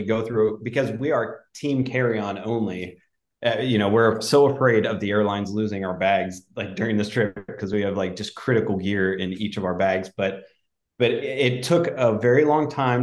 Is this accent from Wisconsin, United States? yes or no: no; Pennsylvania, United States; moved away; I grew up in Pennsylvania and I grew up camping and hiking as a kid